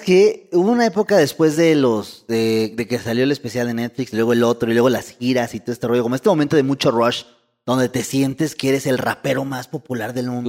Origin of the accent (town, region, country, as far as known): Mexico